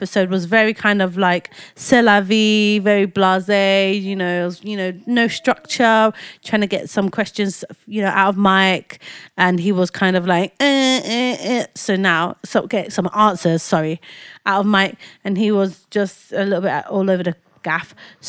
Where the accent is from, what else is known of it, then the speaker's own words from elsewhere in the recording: Lagos, Nigeria; born there; Guys, you know I was born in Nigeria, right?